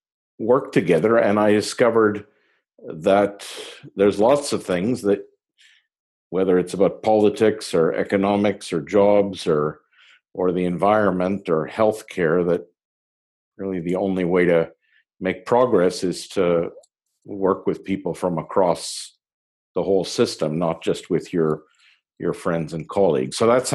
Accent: Montreal, Quebec, Canada; I'm originally from Montreal in Canada.

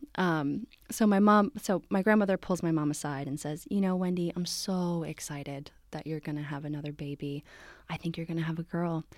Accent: Morristown, New Jersey, United States; moved away as an adult; now in San Francisco, United States; I am from New Jersey originally

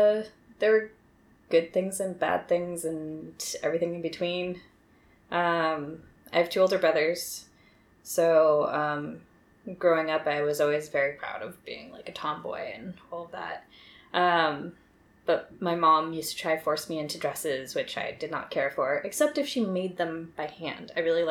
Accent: Milpitas, California, United States; also born or lived in Los Gatos; I was born in Los Gatos, California in 1987. I have not spent a lot of time in Los Gatos, though, but, like, that was the closest hospital to where we lived, so.

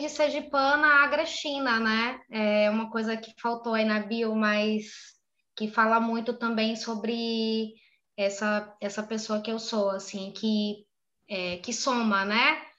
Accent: Northeast Region, Brazil; accent: Northeastern; eu tenho muito sotaque

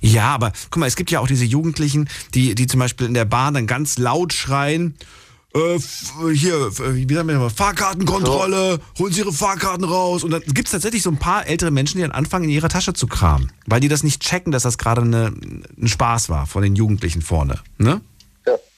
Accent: East Germany, Germany; ich komme ja aus der DDR

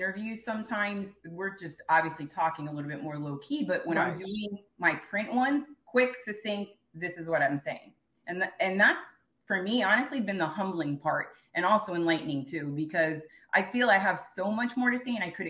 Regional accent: Miami, Florida, United States; back home to Miami

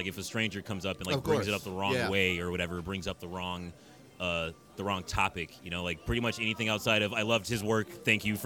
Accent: Minneapolis, Minnesota, United States; I grew up in South Minneapolis my whole life

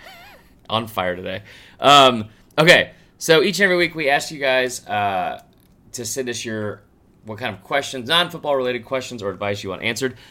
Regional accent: Stone Mountain, Georgia, United States; growing up in Stone Mountain

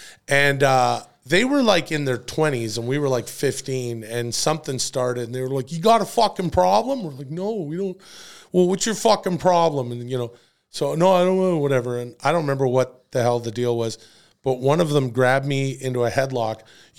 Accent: Canada; I know how to pick a fucking fight. I'm from Canada.

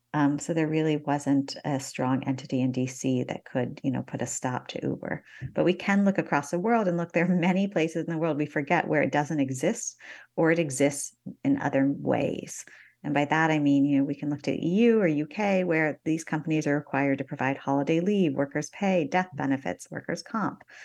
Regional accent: Northeast Ohio, United States; moved away; I grew up in Northeast Ohio in the nineteen eighties

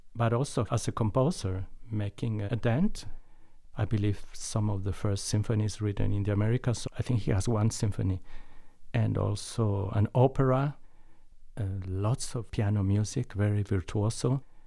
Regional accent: Mexico; moved away; when I was growing up in Mexico

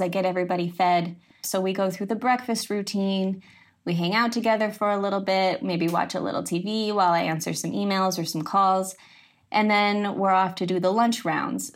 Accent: Midwest, United States; moved away as an adult; also born or lived in East Coast; I grew up in the Midwest

